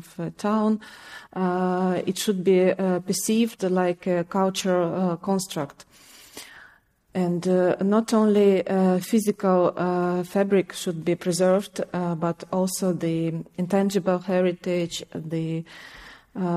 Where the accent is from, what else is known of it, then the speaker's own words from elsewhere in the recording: Kyiv, Ukraine; I'm from Kyiv. I stayed in the city